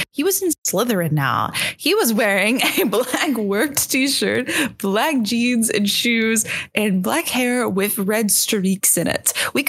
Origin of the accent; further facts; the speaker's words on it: New Jersey, United States; I'm from New Jersey.